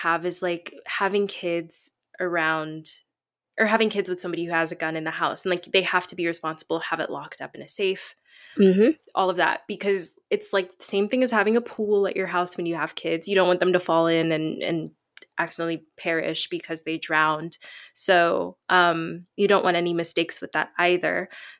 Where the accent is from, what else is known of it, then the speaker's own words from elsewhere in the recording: Tennessee, United States; also born or lived in Chicago; I live in Tennessee. I grew up here for most of my life, even though I was born in Chicago, which is more of a liberal state.